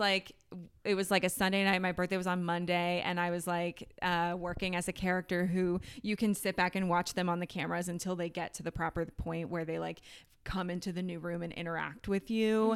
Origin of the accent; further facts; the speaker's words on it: Ohio, United States; I grew up in Ohio